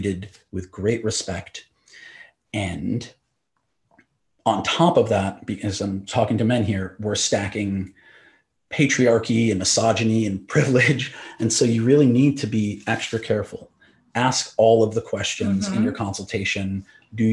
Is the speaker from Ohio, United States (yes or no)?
no; New York, United States; now in Los Angeles, United States; We're in LA, I'm from New York.